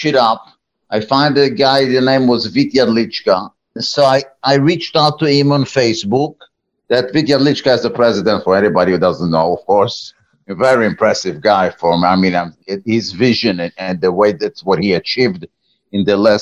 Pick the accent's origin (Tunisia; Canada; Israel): Israel; moved away as an adult; now in United States; I was born in Israel over a few decades ago